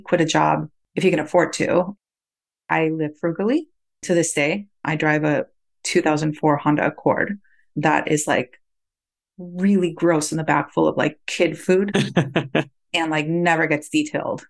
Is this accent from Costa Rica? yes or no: yes; Costa Rica; moved away as an adult; now in United States; I was born and raised in Costa Rica